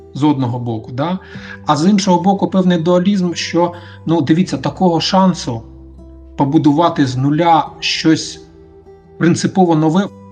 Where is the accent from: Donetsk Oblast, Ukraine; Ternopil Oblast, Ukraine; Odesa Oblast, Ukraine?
Donetsk Oblast, Ukraine; Mariupol; я сам з Маріуполя